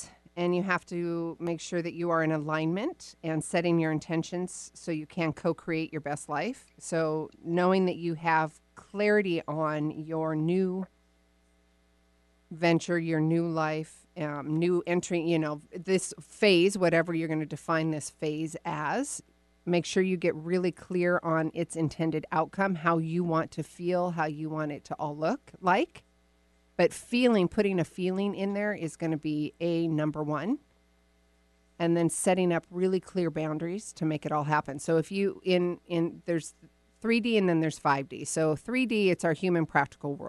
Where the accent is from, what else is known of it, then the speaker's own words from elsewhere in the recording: Woodinville, Washington, United States; my hometown